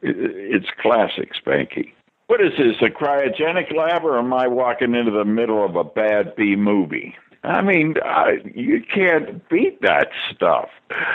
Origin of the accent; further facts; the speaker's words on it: Pittsburgh, Pennsylvania, United States; moved away as an adult; also born or lived in New York / Los Angeles; Out of Pittsburgh here, where I, my hometown, where I grew up. I got out of high school in the 50s